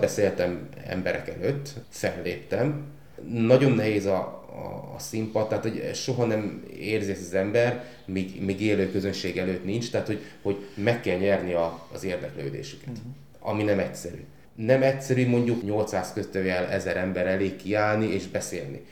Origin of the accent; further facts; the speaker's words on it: Tornyospálca, Szabolcs-Szatmár-Bereg, Hungary; moved away as an adult; also born or lived in Pécs / Gödöllő; én a gyümölcskertészetben nőttem fel otthon Szabolcsba